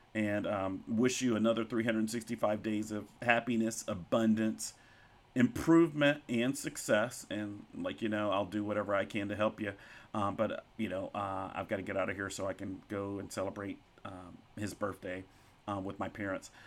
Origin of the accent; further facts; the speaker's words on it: Pine Bluff, Arkansas, United States; also born or lived in White Hall, Arkansas / Bentonville, Arkansas; where I grew up, um, in Whitehall and Pine Bluff, Arkansas.